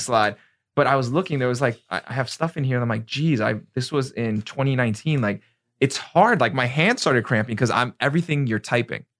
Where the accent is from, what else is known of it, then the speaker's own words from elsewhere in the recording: New York, United States; now in Florida, United States; I'm from New York